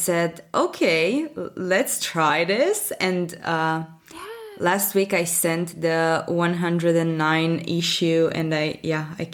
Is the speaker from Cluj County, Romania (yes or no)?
no; Bucharest, Romania; I'm from Europe, from Bucharest, Romania.